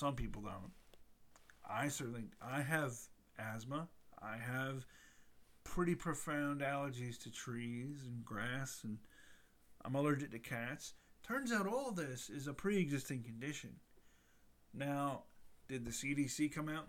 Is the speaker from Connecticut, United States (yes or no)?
no; Atlanta, Georgia, United States; my hometown of Atlanta